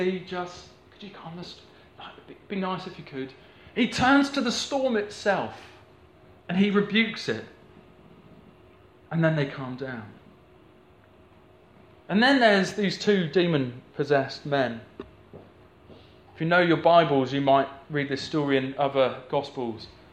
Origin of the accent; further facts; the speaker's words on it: the Southwest, South West England, United Kingdom; I grew up in the Southwest